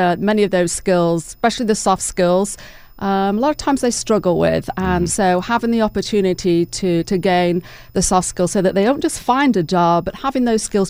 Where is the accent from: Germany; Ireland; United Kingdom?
United Kingdom; England; now in Dalton, United States; Oh, right. Yes, I'm originally from England, so... Been here a number of years, but still have the accent.